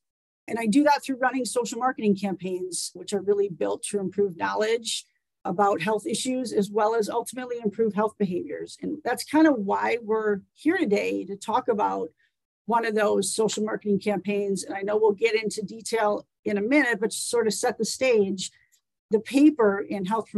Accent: Wisconsin, United States; moved away as an adult; now in Anchorage, United States; I grew up in Wisconsin.

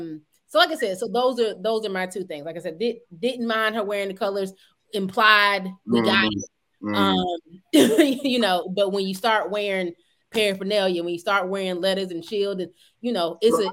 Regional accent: Georgia, United States; Hey, I grew up in Georgia.

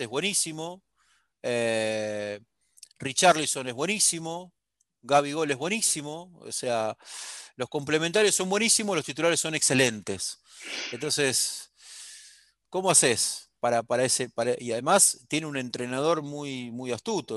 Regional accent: Argentina

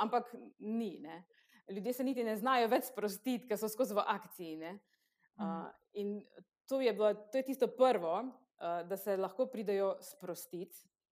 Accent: Kostanjevica na Krki, Slovenia; prihajam iz Kostanjevice na Krki

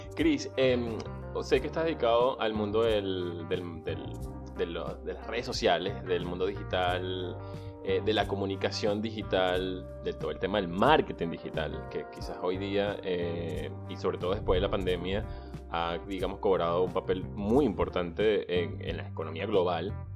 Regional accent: Venezuela; moved away; Soy venezolano, emigrante, soñador y un ciudadano del mundo

